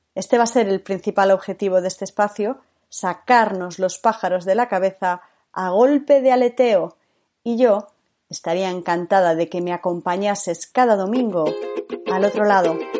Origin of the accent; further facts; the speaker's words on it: Galicia, Spain; moved away as an adult; also born or lived in Madrid; Nací en Galicia, donde viví hasta los 18 años.